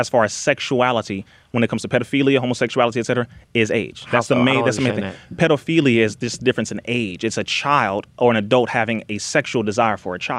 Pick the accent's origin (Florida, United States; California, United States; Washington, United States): California, United States; Compton; I'm from Compton.